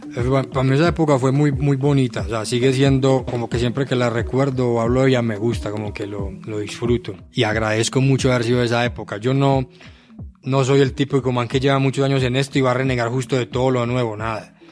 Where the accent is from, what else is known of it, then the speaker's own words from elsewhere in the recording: Medellín, Antioquia, Colombia; todos los pelados que crecimos en Aranjuez